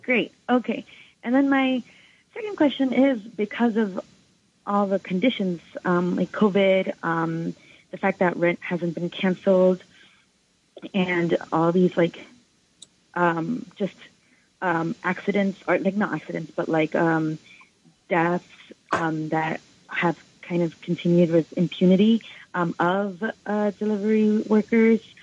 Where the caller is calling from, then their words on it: New York City, New York, United States; I'm calling from Washington Heights